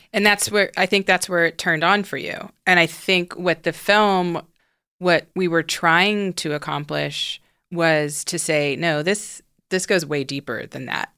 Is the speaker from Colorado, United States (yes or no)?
no; Houston, Texas, United States; now in Los Angeles, United States; I grew up in the South, in Houston, Texas